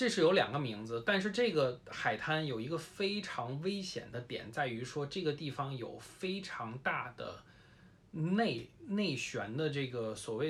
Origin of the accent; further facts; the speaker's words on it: Beijing, China; moved away as an adult; also born or lived in Taipei, Taiwan; 因为我是一个从小在北京长大的这么一个人，虽然我后来自从十八岁以后就基本不常在北京待呀，但是我也是一个，我被朋友们去形容为一个精神南方人。